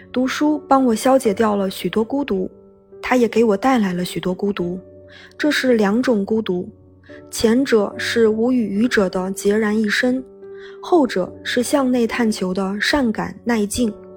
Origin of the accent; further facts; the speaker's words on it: Benxi, Liaoning, China; moved away; 我的家乡是东北的一个小城市，本溪